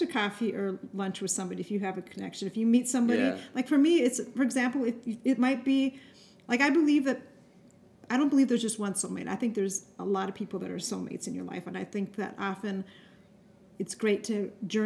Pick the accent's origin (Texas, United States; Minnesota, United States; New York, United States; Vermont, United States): Minnesota, United States; I was raised in Minnesota